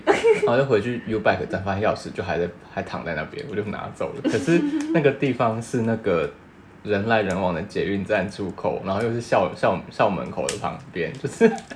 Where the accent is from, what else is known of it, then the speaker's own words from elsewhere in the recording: Taiwan; moved away as an adult; now in Japan; 身为台湾人